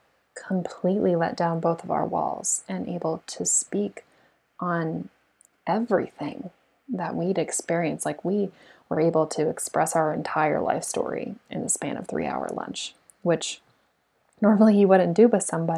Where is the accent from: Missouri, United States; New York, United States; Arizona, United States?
Arizona, United States; Tempe; I was born and raised in Tempe, Arizona